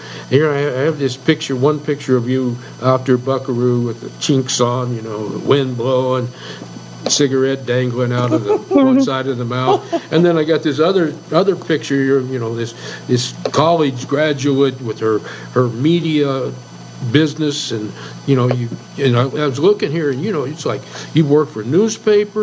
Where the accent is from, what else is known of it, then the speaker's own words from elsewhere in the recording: Ruidoso, New Mexico, United States; I grew up in Ruidoso, New Mexico, which is surrounded by three sides of the Mescalero Reservation